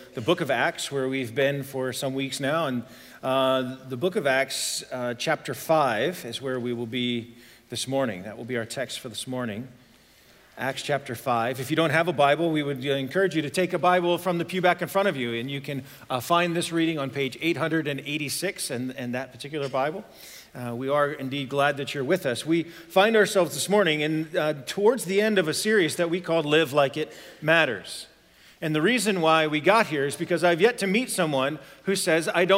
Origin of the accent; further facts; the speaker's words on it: Ohio, United States; moved away; I'm originally from Ohio